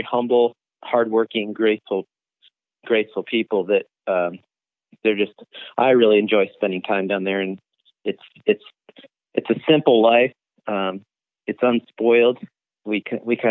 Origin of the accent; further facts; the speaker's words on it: Phoenix, Arizona, United States; I'm born and raised in Arizona, native, born in Phoenix here.